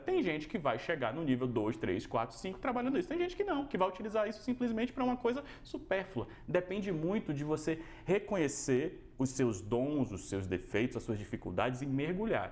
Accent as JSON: {"language": "Portuguese", "region": "Bahia", "country": "Brazil", "moved": "yes", "lives_now": "São Paulo, Brazil", "said": "eu sou baiano, né? Então eu vim da Bahia para São Paulo"}